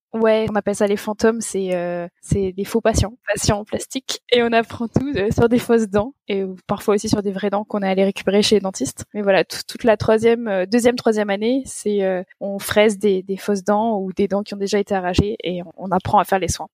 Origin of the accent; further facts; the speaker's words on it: France; moved away as an adult; also born or lived in Nantes, France; now in Munich, Germany; je suis française